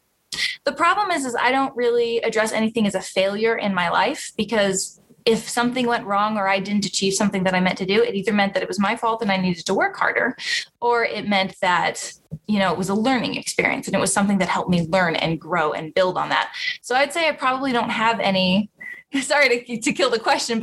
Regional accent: Roseville, California, United States; I grew up in Roseville, California. That is right above Sacramento, in the heart of the valley

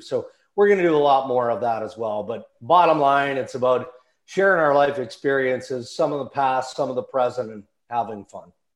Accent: Saskatchewan, Canada; moved away; also born or lived in Ontario; I grew up in Western Canada, grew up in Saskatchewan, grew up on a farm

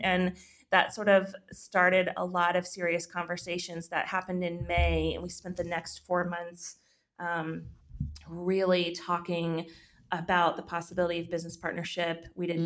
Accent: Texas, United States; moved away as an adult; also born or lived in Georgia; my home state of Texas

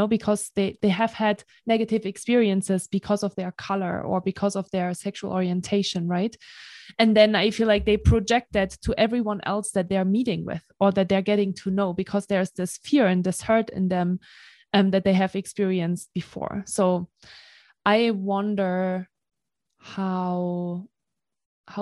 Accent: Germany; also born or lived in Marseille, France; now in United States; I grew up in Germany, right? Like, I'm German

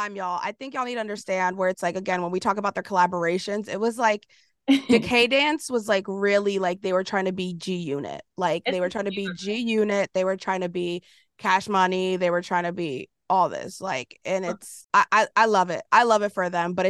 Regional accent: Philadelphia, Pennsylvania, United States; I'm from Philly

